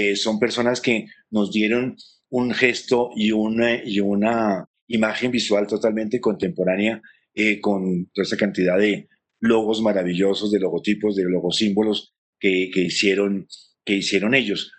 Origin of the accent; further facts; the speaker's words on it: Colombia; identificarnos como, como colombianos